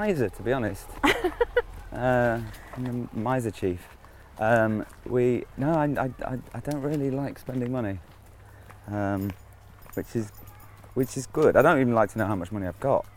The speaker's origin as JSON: {"language": "English", "town": "Leeds", "region": "Yorkshire and the Humber", "country": "United Kingdom", "tie": "born or raised there", "moved": "as an adult", "lives_now": "London, United Kingdom", "said": "I'm from Leeds"}